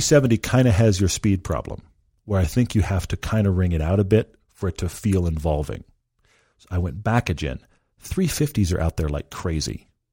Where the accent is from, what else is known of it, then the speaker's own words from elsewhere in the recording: Texas, United States; I grew up in Texas. I am a Texan.